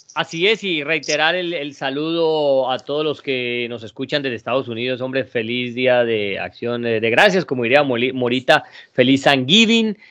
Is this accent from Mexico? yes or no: no; Colombia; nosotros que somos colombianos